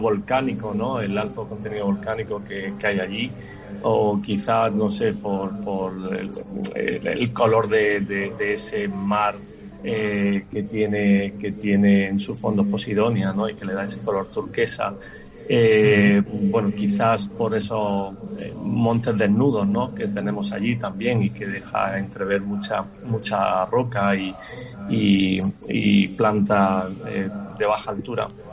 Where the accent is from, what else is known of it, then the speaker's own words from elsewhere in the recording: Almería, Andalusia, Spain; soy como almeriense que soy